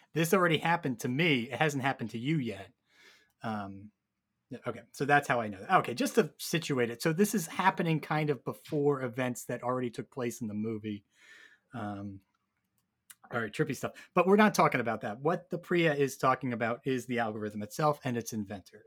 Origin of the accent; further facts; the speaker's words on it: New York, United States; as a New Yorker